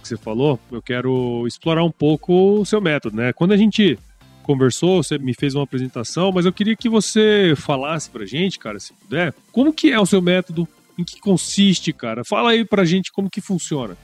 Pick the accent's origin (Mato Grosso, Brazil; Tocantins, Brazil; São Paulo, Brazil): Mato Grosso, Brazil; Cuiabá; eu sou cuiabano